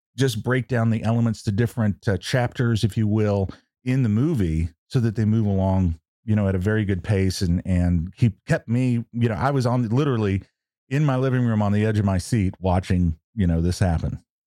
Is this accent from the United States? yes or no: yes; New Mexico, United States; I'm from New Mexico